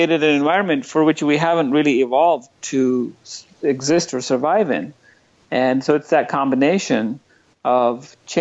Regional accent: New Delhi, Delhi, India; moved away as an adult; also born or lived in Northern California, United States; now in San Francisco Bay Area, United States; I spent the first 25 years of my life in New Delhi, India. I grew up in India

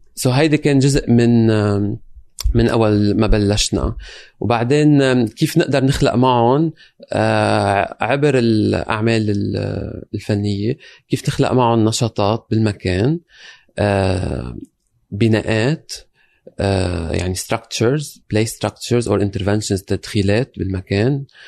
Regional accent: Lebanon; moved away as an adult; now in London, United Kingdom; انا جاي من لبنان انتقلت آه، عشت بلبنان اشتغلت بلبنان بنفس هالمواضيع رجعنا انتقل انتقلت على لندن

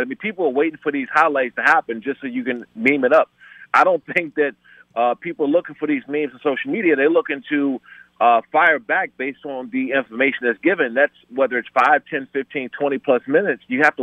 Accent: Maryland, United States; I grew up in PG County, in Maryland.

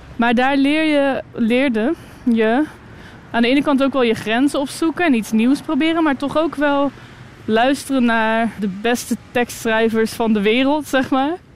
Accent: Moordrecht, South Holland, Netherlands; also born or lived in The Hague / Utrecht; now in Ghent, Belgium; Ik ben opgegroeid in een klein dorpje in Moordrecht

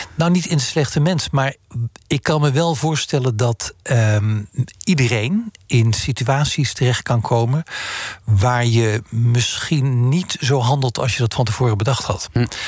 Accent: Netherlands; moved away as an adult; also born or lived in France; als Nederlander

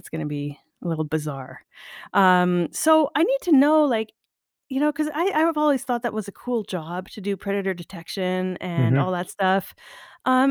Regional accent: Northern Ontario, Canada; moved away; I'm originally from Northern Ontario, so I was born and bred

